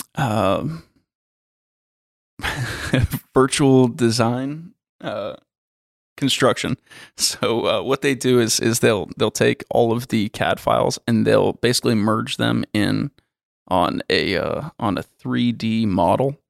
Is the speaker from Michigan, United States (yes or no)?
no; Florida, United States; I'm from Florida